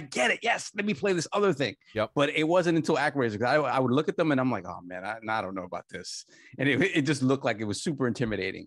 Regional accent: New York, United States; I come from the New York arcade scene

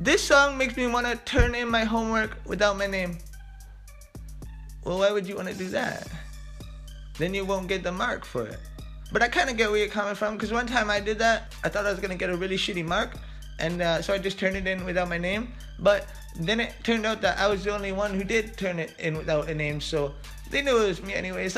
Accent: Canada; I'm Canadian

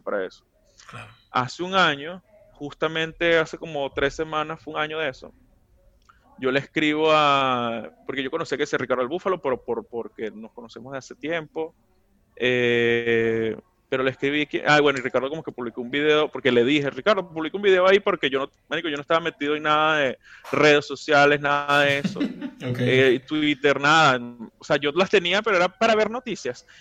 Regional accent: Venezuela; now in New York, United States; vengo de allá, vivo acá, pero de que vengo de allá

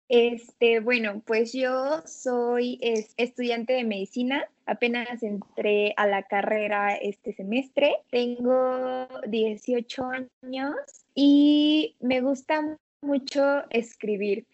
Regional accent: Puebla, Mexico; soy de Puebla, de México

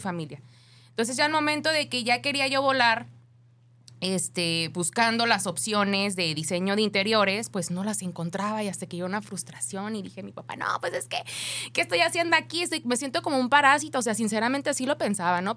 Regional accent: Ocotlán, Jalisco, Mexico; also born or lived in Guadalajara, Jalisco; Nací en Guadalajara, pero como a los meses me fui a vivir a Ocotlán, Jalisco

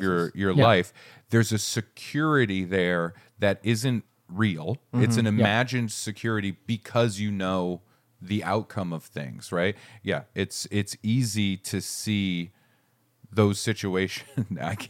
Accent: Maine, United States; I grew up in Maine where it's like the cold is the cold.

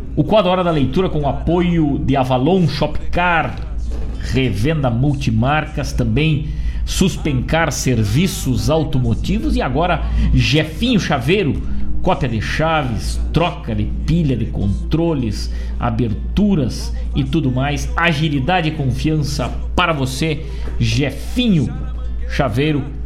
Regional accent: Rosário do Sul, Rio Grande do Sul, Brazil; now in Guaíba, Brazil; da minha terra querida natal de Rosário do Sul

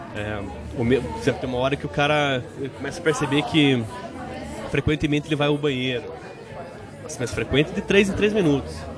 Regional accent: Brazil; eu, como brasileiro

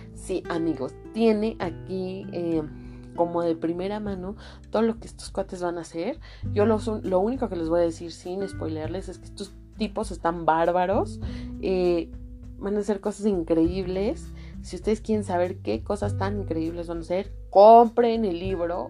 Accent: Mexico; muchos de nosotros que somos mexicanos

